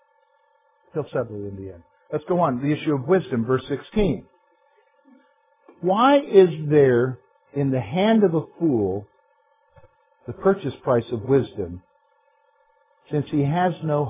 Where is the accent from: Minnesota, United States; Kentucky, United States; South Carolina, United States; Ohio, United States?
South Carolina, United States; now in Pennsylvania, United States; I'm from South Carolina